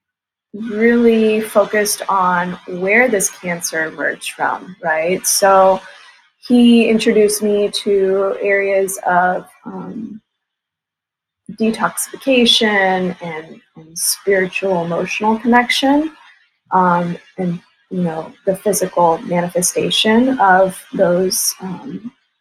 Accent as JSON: {"language": "English", "town": "Dallas", "region": "Texas", "country": "United States", "tie": "born or raised there", "said": "I was born in Dallas, Texas."}